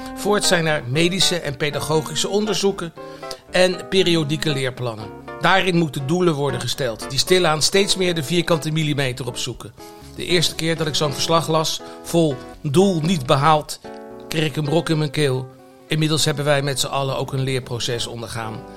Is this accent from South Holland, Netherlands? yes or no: yes; The Hague, South Holland, Netherlands; voor een jongetje van het Zandse